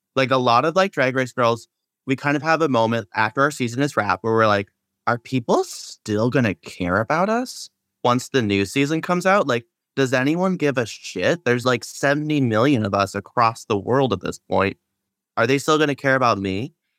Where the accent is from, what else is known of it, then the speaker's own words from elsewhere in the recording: Seattle, Washington, United States; I'm from Seattle